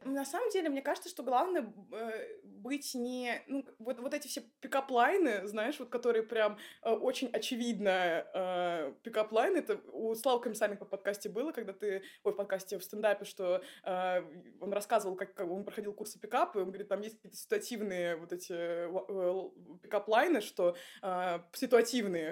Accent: Saint Petersburg, Russia; Я вообще из Питера

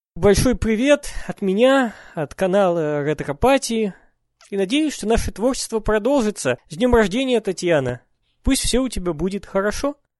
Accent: Urals, Russia; я родом с Урала

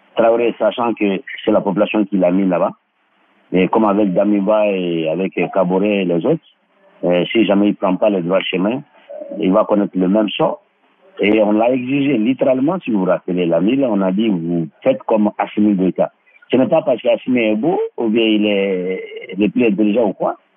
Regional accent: Mali; chez nous au Mali

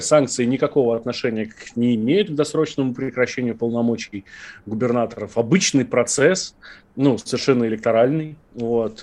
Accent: Moscow, Russia; мы, москвичи

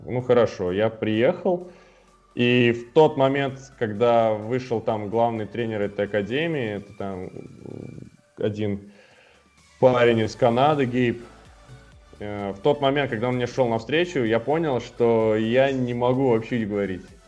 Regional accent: Almetyevsk, Tatarstan, Russia; moved away; Изначально я сам вообще из Альметьевска, это город 150 э, тысяч населения и в Татарстане. И я там начинал

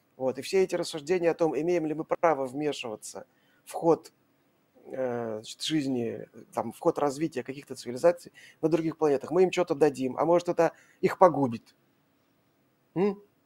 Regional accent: Saint Petersburg, Russia; я вот из Петербурга

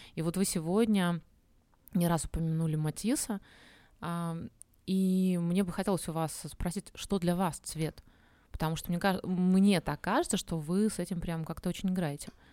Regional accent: Minsk, Belarus; now in Uzbekistan; я сама из Минска, в котором солнца нет

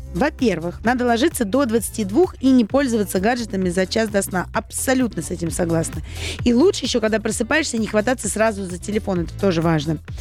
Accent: Saint Petersburg, Russia; moved away; в моем родном городе Санкт-Петербурге

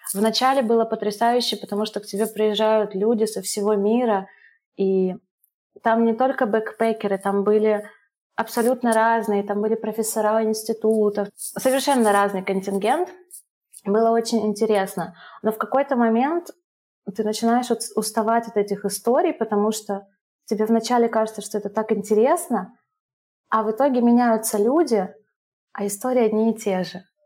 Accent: Russia; moved away as an adult; also born or lived in Ivano-Frankivsk, Ukraine / Sri Lanka / Dubai, United Arab Emirates / Brazil; мы жили там до моих трех лет, потом, когда распался Союз, через пару лет мы переехали э, в Россию к маминой семье

